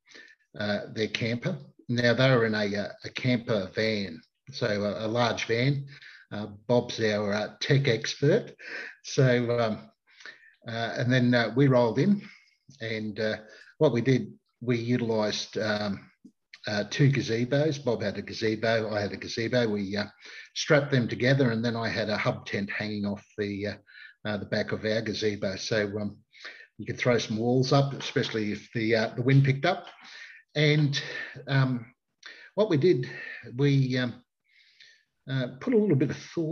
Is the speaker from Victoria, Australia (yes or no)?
no; Queensland, Australia; being a Queenslander